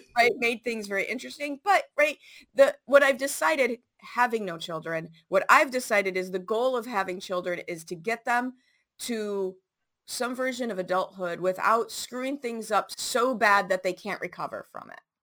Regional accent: Chicago, Illinois, United States; I grew up in Chicago public schools, 70s and 80s.

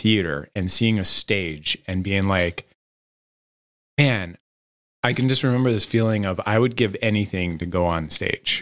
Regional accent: Los Angeles, California, United States; originally, I'm from Los Angeles

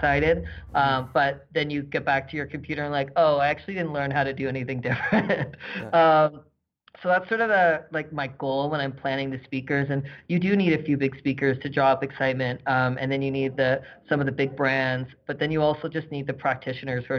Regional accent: East Coast, Canada; now in Calgary, Canada; I'm from the East Coast, but not necessarily Halifax.

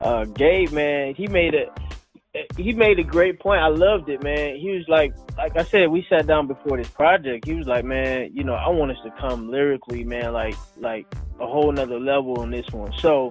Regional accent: Detroit, Michigan, United States; You know, especially them being out of Detroit, so you know that was really our home.

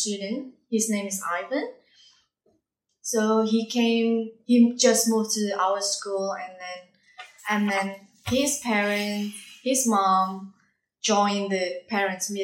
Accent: Indonesia; English is a second language; now in Darwin, Australia; I'm from Indonesia

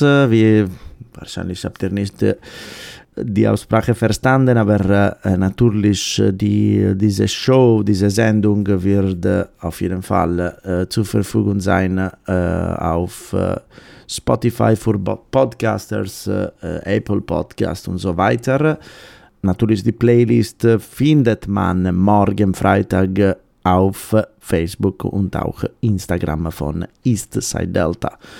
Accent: Sardinia, Italy; German is a second language; moved away; aus meiner Heimat Sardinien

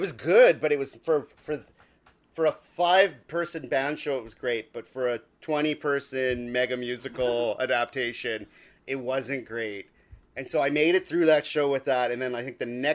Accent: Dauphin, Manitoba, Canada; moved away; I'm from Dauphin

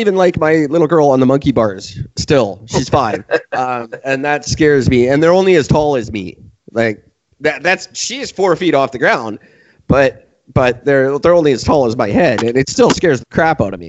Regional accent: Canada; we're Canadian

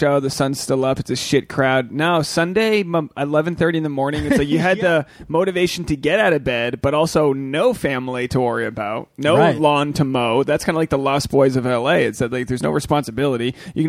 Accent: New England, United States; I'm a New England guy.

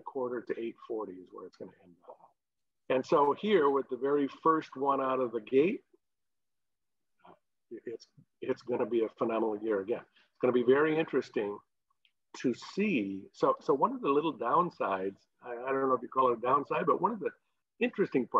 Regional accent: Traverse City, Michigan, United States; I grew up here in Traverse City, we grew up over on the west side.

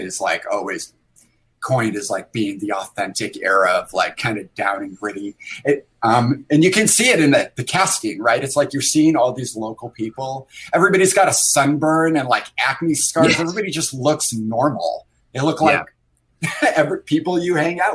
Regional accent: Sandy Creek, New York, United States; I grew up in upstate New York, but my family is from the Boston area.

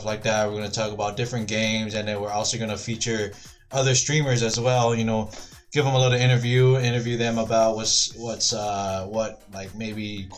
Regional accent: Honolulu, Hawaii, United States; moved away as an adult; now in Arizona, United States; born and raised in Hawaii. Born and raised in Kalihi, K-Town

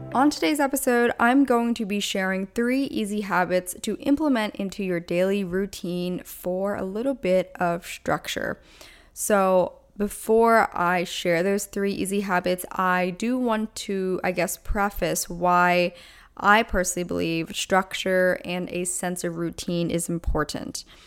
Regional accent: Pennsylvania, United States; moved away; I am originally from Pennsylvania, so all my family's back there

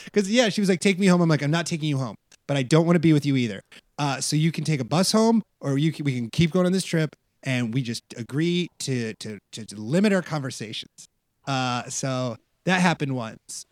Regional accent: Iowa, United States; now in Los Angeles, United States; I'm from Iowa

